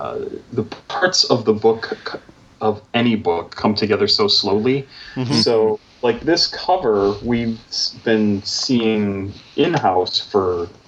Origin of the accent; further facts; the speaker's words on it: United States; We, as middle-class white guys growing up in America